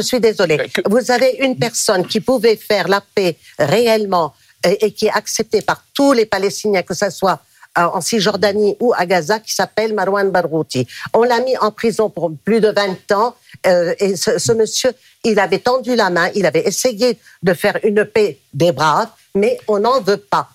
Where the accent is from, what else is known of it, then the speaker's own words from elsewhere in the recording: Lebanon; now in France; Je suis libanaise